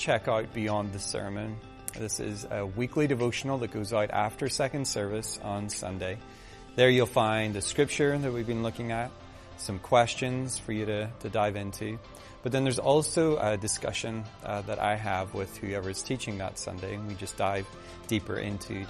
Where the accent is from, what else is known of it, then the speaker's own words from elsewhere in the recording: Northern Ireland, United Kingdom; moved away; I grew up in Northern Ireland